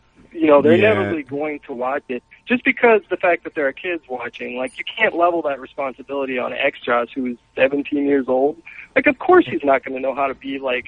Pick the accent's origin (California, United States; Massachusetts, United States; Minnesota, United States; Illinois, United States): California, United States; It's an everyday word where I come from.